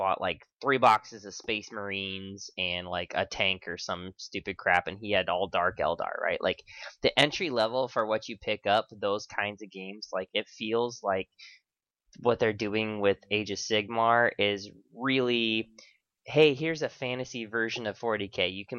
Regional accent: West Coast, United States; I'm from West Coast.

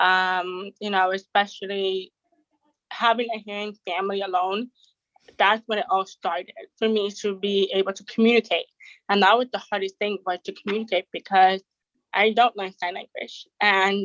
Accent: Toronto, Ontario, Canada; also born or lived in Jamaica; I'm from Canada, Toronto, and I'm 23

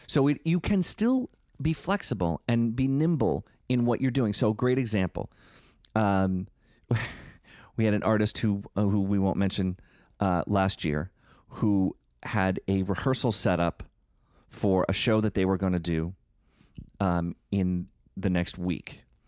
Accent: Northeast, United States; we're from the Northeast

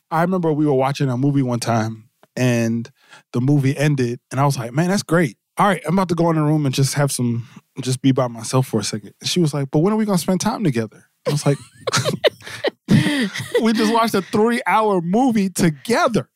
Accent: New Jersey, United States; I'm from Jersey

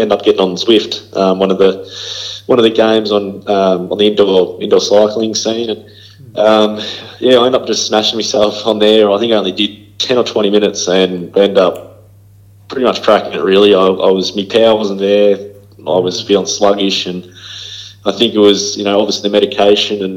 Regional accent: Shepparton, Victoria, Australia; I was from Shepparton, middle Victoria

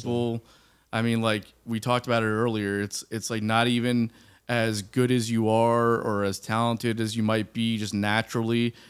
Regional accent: South Florida, United States; moved away; I'm from South Florida, like Miami, Fort Lauderdale area

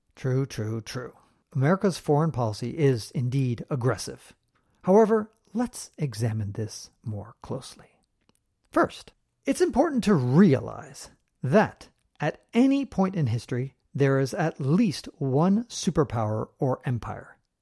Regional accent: San Francisco, California, United States; moved away as an adult; also born or lived in Eastern Europe; was born and raised in San Francisco

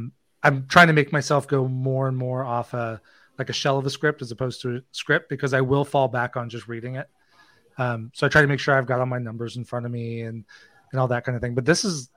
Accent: just north of Des Moines, Iowa, United States; I grew up in Iowa, just north of Des Moines

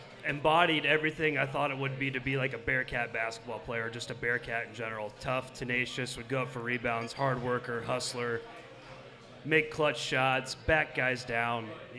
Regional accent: Versailles, Ohio, United States; moved away as an adult; also born or lived in Cincinnati, Ohio; I'm not from Cincinnati originally. I'm from a small town called Versailles, Ohio.

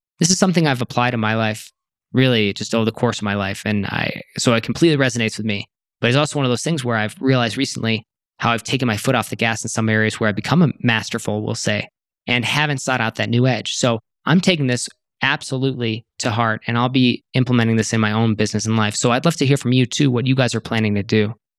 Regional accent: Serbia; As someone who was born and raised in Serbia, who built a brick and mortar style business running in-person workshops from scratch, and who has since expanded beyond the borders of her country

